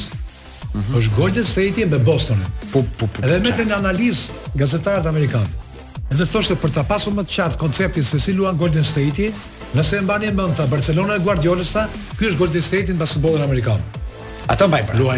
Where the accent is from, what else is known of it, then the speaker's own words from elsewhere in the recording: Albania; Po e di ti çfarë efekti i bëri atë napolitan kur i thamë jemi shqiptar